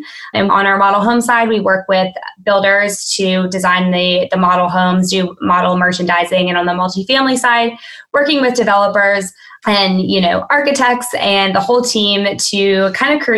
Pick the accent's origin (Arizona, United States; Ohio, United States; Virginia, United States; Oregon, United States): Virginia, United States; now in Florida, United States; I'm from Virginia originally, I'm in Florida now